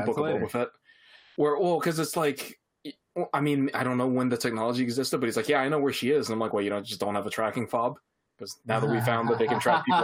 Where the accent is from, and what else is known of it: Scarborough, Ontario, Canada; born or raised there